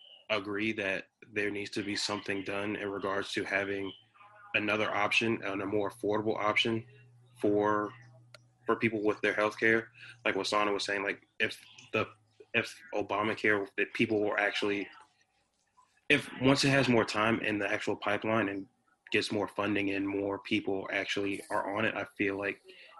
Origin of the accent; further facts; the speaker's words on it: Fredericksburg, Virginia, United States; I was born in the Fredericksburg area